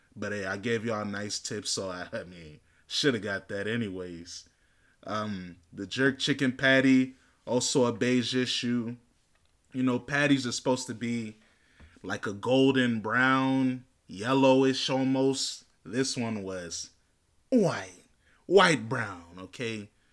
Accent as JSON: {"language": "English", "country": "United States", "tie": "born or raised there", "said": "I'm born and raised in America"}